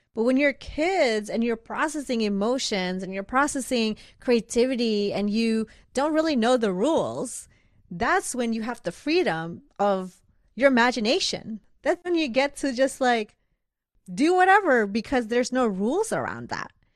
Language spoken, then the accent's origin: English; Bangladesh; now in United States; I grew up in Bangladesh